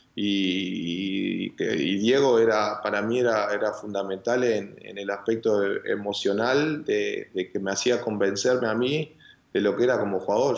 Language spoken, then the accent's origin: Spanish; Uruguay; moved away; como uruguayo